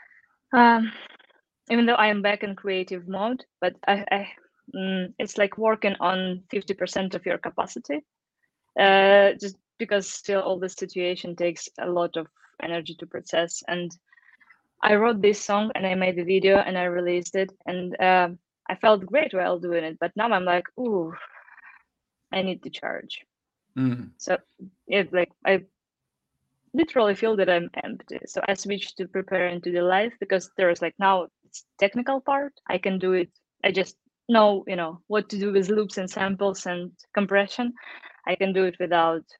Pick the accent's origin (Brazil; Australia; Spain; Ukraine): Ukraine; Eastern Ukraine; English is a second language; moved away; As a kid, I was growing up back in Ukraine in around 90s. So, of course, I didn't speak any English, like, not at all